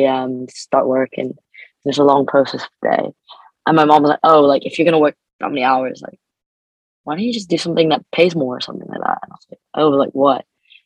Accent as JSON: {"language": "English", "country": "Canada", "moved": "as an adult", "lives_now": "United Kingdom", "said": "I'm an international student, so I'm from Canada."}